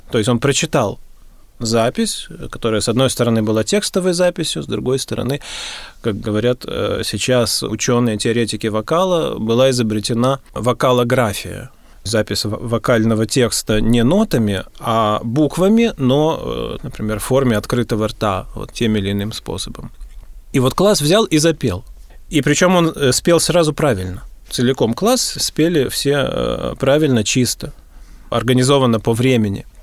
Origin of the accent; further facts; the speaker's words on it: Gatchina, Leningrad Oblast, Russia; born there; Я родился в Гатчине, да